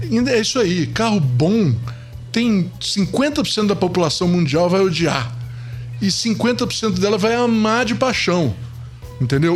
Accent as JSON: {"language": "Portuguese", "town": "Niterói", "region": "Rio de Janeiro", "country": "Brazil", "tie": "born or raised there", "moved": "as an adult", "lives_now": "São Paulo, Brazil", "said": "eu eu não sou carioca, mas, mas fui criado no, em Niterói."}